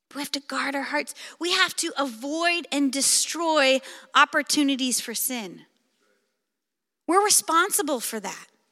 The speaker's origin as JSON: {"language": "English", "area": "Clark County, Pacific Northwest", "region": "Washington", "country": "United States", "tie": "born or raised there", "said": "I grew up in the Pacific Northwest. In fact, I've lived in Clark County my entire life"}